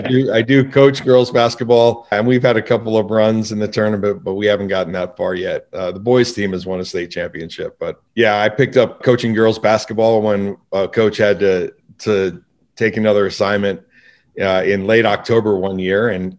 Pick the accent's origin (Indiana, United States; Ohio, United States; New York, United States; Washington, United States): New York, United States; moved away as an adult; also born or lived in Manhattan; now in Utah, United States; I moved out here from Manhattan, grew up in New York